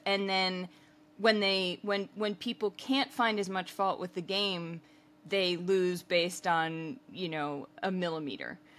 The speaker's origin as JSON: {"language": "English", "country": "United States", "said": "as an American"}